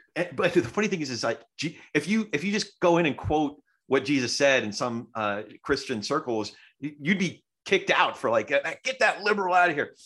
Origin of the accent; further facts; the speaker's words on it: New Jersey, United States; I'm a Jew from Jersey, so, like, some of that Jersey comes out.